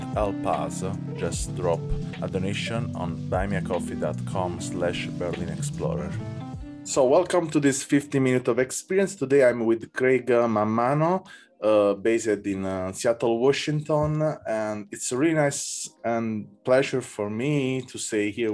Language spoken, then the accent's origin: English; Naples, Campania, Italy; English is a second language; I come from Naples